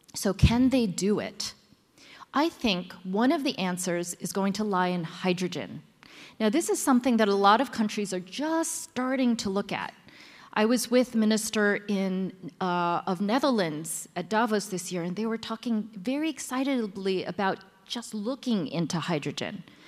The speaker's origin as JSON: {"language": "English", "country": "United States", "tie": "born or raised there", "moved": "yes", "lives_now": "Shanghai, China", "said": "I am actually American born Chinese with Taiwanese background who lives in Shanghai."}